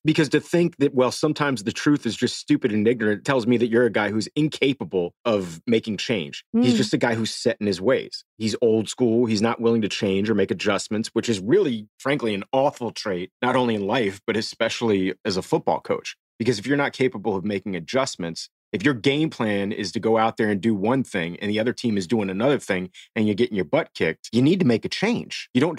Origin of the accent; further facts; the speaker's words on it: Miami, Florida, United States; I grew up in Miami.